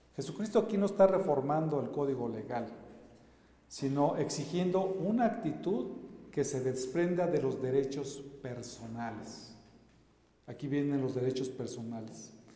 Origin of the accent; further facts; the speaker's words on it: Mexico; nosotros como mexicanos